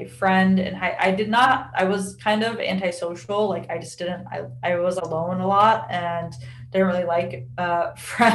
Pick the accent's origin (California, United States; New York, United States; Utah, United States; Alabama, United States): Utah, United States; Salt Lake City; moved away as an adult; now in San Diego, United States; I grew up in Salt Lake City, Utah